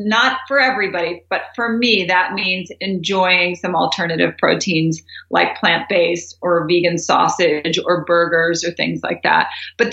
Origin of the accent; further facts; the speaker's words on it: Doraville, Georgia, United States; I grew up in Doraville, Georgia